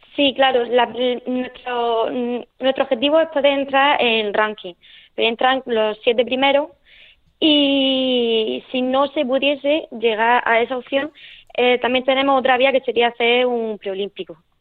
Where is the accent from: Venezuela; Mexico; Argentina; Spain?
Spain; Nonduermas, Region of Murcia; accent: Murcian; also born or lived in El Palmar; estoy de, de Nonduerma, de un pueblecito